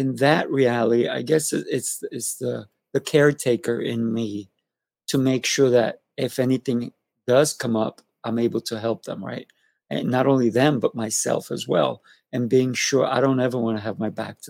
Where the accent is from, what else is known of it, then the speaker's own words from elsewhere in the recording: New York City, New York, United States; I grew up in Queens.